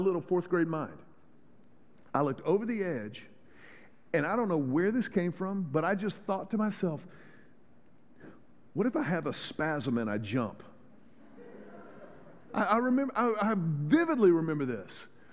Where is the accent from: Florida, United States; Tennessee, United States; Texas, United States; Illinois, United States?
Texas, United States; Houston; I grew up in Houston.